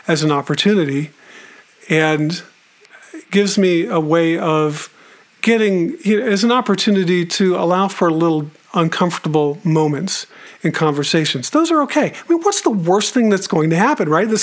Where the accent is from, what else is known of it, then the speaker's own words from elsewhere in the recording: Tucson, Arizona, United States; growing up in Tucson, I've mentioned before that I grew up there